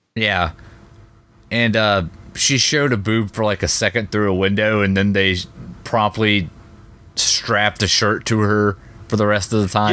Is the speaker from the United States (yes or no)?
yes; Ohio, United States